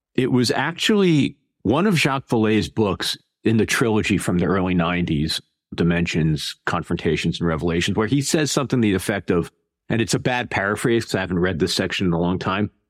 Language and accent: English; Connecticut, United States; moved away; I'm from Connecticut originally, and I was a child, sort of the 70s and 80s